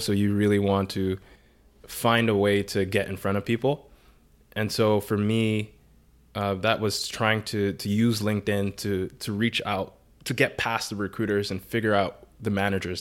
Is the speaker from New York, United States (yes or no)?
yes; New York City, New York, United States; I grew up in the Bronx